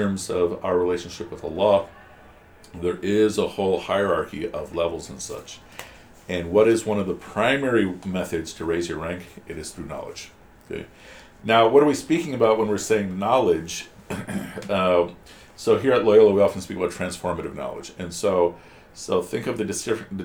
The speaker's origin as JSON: {"language": "English", "country": "United States", "tie": "born or raised there", "said": "my generation, we didn't have too many resources growing up in America"}